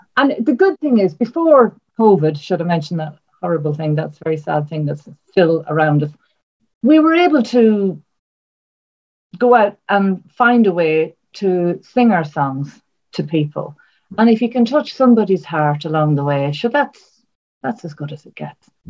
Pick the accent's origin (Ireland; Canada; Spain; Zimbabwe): Ireland; I'm from Ireland